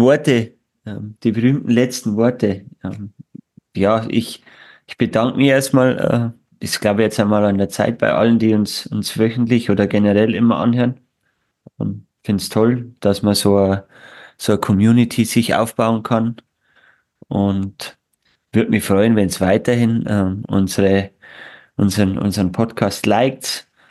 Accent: Straubing, Bavaria, Germany; Gebürtiger Straubinger.

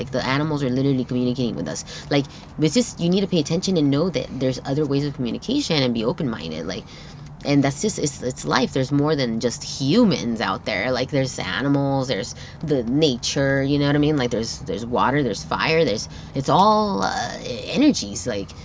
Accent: Torrance, California, United States; first language Spanish; English is a second language; I was born here in Torrance

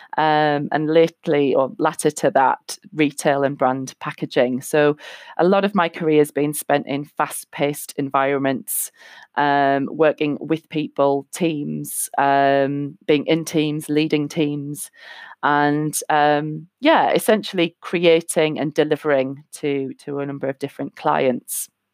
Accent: North East England, United Kingdom; moved away; I'm from England, uh, currently living in the Northeast, um, where I originally am from, just moved back here a year and a half ago.

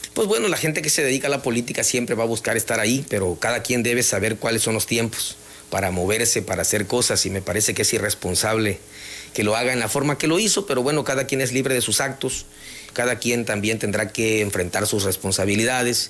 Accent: Jonuta, Tabasco, Mexico

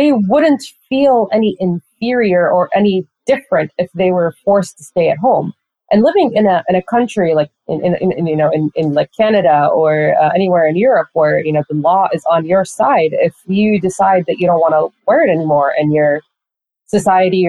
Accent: Saudi Arabia; moved away as an adult; now in United States; growing up in Saudi Arabia

